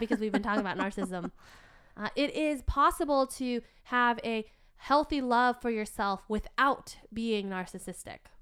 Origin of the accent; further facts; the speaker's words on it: United States; as kids growing up in America